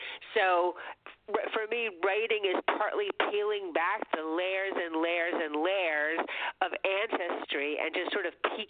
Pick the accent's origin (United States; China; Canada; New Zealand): United States; New York City, New York; I grew up here in Manhattan.